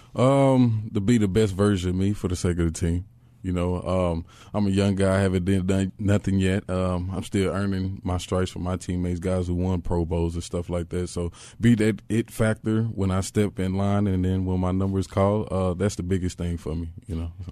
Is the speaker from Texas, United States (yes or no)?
yes; Texas, United States; born or raised there; moved away as an adult; also born or lived in Los Angeles, California